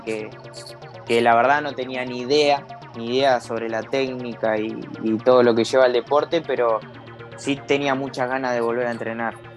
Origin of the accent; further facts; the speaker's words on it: Campana, Buenos Aires Province, Argentina; yo soy de Campana, provincia de Buenos Aires, más o menos unos 90 kilómetros de, la capital